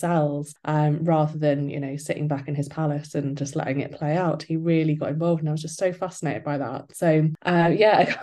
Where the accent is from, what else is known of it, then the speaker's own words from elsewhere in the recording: Newcastle upon Tyne, North East England, United Kingdom; I am a historical novelist from Newcastle